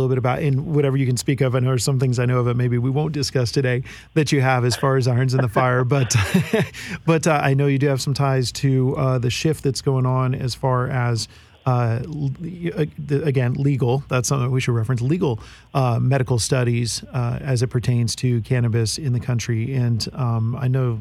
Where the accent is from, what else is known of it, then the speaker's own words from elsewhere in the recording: Marin County, Bay Area, California, United States; Marin County, where I grew up in the Bay Area